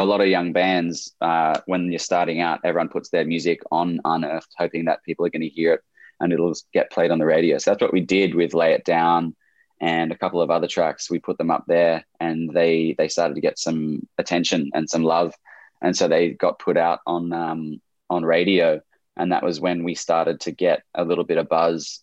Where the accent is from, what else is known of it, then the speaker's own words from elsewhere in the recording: Camden, New South Wales, Australia; I was born born in Camden, which is about an hour south of Sydney in Australia